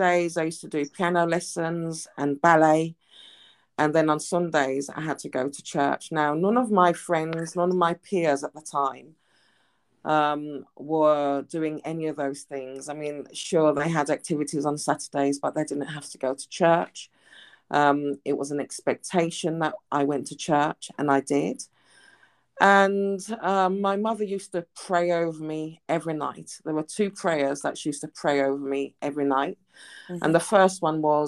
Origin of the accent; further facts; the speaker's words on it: Birmingham, West Midlands, United Kingdom; moved away as an adult; I returned back to my hometown in Birmingham in the UK.